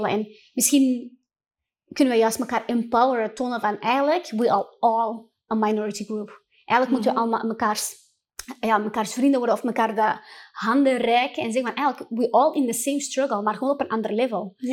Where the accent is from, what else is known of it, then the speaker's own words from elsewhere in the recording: Morocco; dan merkte ik ook gewoon als moslim en als Marokkaanse vrouw